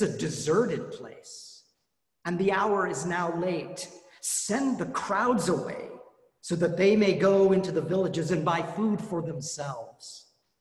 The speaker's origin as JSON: {"language": "English", "region": "Colorado", "country": "United States", "tie": "born or raised there", "said": "I grew up in Colorado"}